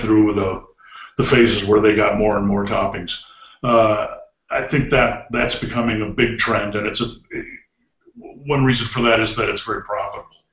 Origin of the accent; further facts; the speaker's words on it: Cleveland, Ohio, United States; I grew up in Cleveland